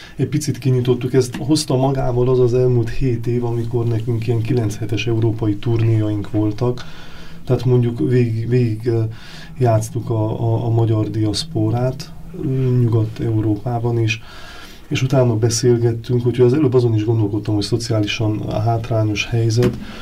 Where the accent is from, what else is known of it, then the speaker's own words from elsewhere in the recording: Sfântu Gheorghe, Székely Land, Romania; moved away as an adult; now in Budapest, Hungary; mi ugye Erdélyből származunk, tehát az Oson, az Sepsi Szent Györgyhöz köthető.